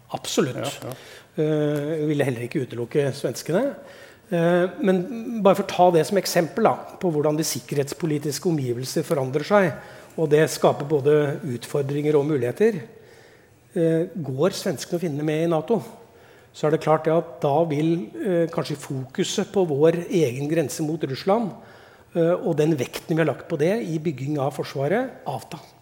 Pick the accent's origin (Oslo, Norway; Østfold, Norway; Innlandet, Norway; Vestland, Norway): Innlandet, Norway; Elverum; Terningmoen er bra, det er der jeg kommer fra